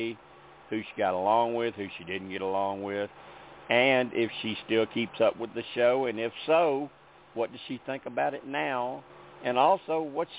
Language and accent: English; Memphis, Tennessee, United States; accent: Memphis; Does my accent sound familiar as being from Memphis